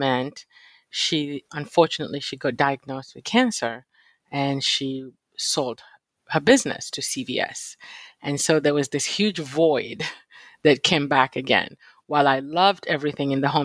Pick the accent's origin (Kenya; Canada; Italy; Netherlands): Kenya; born or raised there; moved away as an adult; also born or lived in Virginia / Philadelphia; now in United States